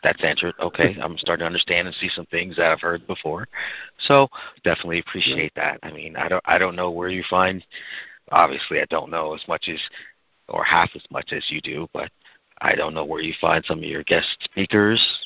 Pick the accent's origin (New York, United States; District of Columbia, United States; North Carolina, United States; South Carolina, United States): New York, United States; Babylon; I was raised in the township of Babylon, New York.